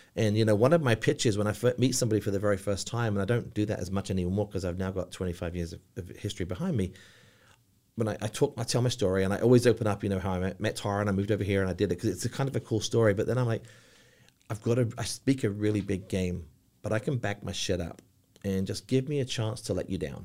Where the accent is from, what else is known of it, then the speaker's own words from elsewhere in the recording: village near Cambridge, East of England, United Kingdom; accent: English; now in Charlotte, United States; I'm from a very, very small little village about twenty-five miles from Cambridge, about fifty, sixty miles from London